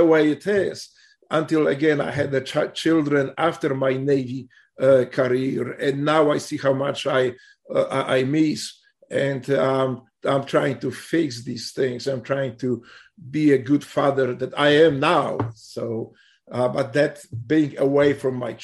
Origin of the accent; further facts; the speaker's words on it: Poland; moved away as an adult; now in United States; I grew up there